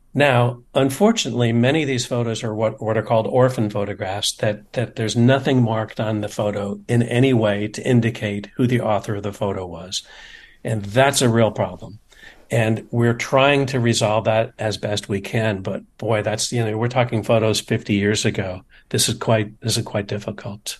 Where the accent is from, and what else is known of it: United States